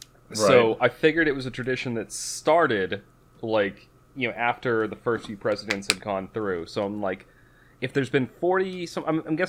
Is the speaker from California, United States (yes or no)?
no; Massachusetts, United States; Because I'm from Massachusetts.